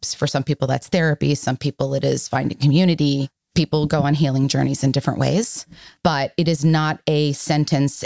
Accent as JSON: {"language": "English", "town": "Miami", "region": "Florida", "country": "United States", "said": "I am from Miami, Florida"}